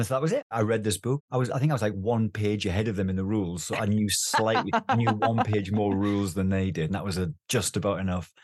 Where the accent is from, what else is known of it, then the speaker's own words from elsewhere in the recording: the Northeast, North East England, United Kingdom; I, I, was a kid in the Northeast. I grew up in the Northeast